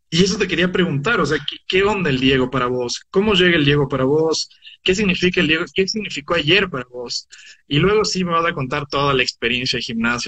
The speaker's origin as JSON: {"language": "Spanish", "country": "Ecuador", "said": "yo como ecuatoriano"}